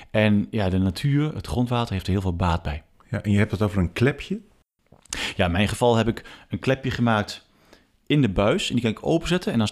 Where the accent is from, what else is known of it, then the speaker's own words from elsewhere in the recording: Achterhoek, Gelderland, Netherlands; also born or lived in Arnhem, Netherlands; now in Oosterbeek, Netherlands; En ik ben ook een zandhaas hoor. Ik, ben, eh, ik kom uit de Achterhoek, ik hou van zand.